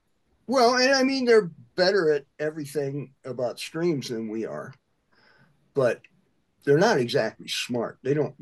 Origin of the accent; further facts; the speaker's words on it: Midwest, United States; It's kind of what I grew up doing in the Midwest.